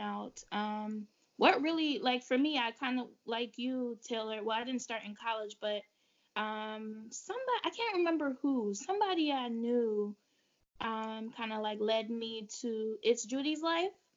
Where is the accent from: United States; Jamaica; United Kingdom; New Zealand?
Jamaica; moved away; I was a child that was raised like barefoot, like I'm from Jamaica in the country, so we used to be outside barefoot